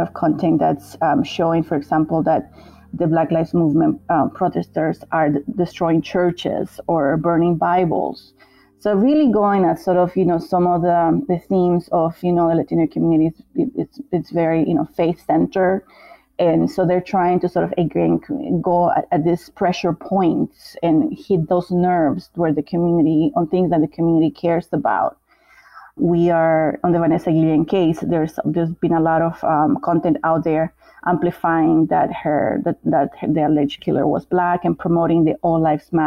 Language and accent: English; Bolivia; I'm from Bolivia, and even in Bolivia, we have Bolivians who are of African descent